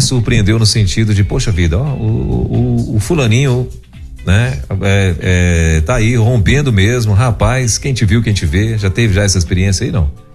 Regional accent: Pará, Brazil; moved away; lá no meu Pará, eu sou do Pará

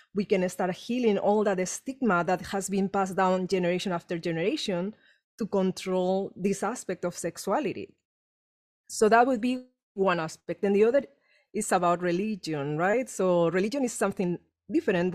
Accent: Spain; English is a second language; moved away as an adult; now in Los Angeles, United States; trauma I had growing up in Spain

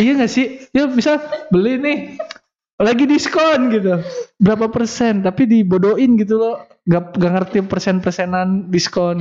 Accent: Tasikmalaya, West Java, Indonesia; saya kan orang Tasik

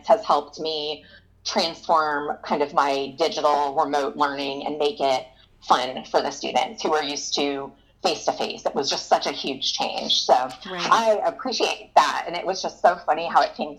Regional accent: Florida, United States; I'm from Florida. I've been here my whole entire life

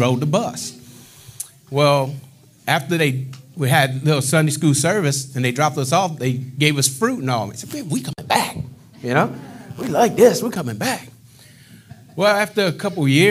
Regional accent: Eunice, Louisiana, United States; moved away as an adult; also born or lived in Mississippi / Lockport, Louisiana; I'm from Eunice, Louisiana. Been there most of my adolescent life.

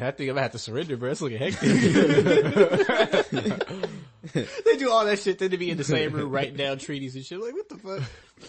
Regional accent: United States; I'm only American because I was born here.

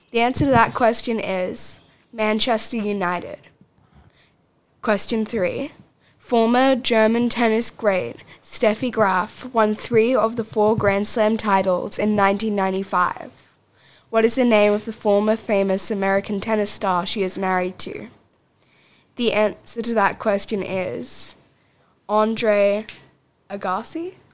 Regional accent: Auckland, New Zealand; born there; I was born in Auckland, New Zealand in 1975, and I am a former New Zealand rugby union player, according to Wikipedia.

